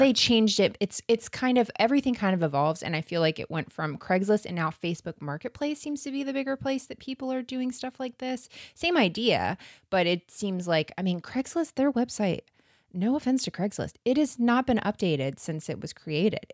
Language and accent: English; Florida, United States; we're from Florida